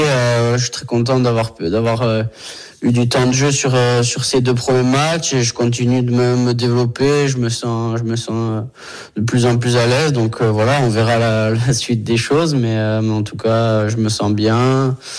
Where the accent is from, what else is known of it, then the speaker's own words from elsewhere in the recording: Brittany, France; moved away; chez moi en Bretagne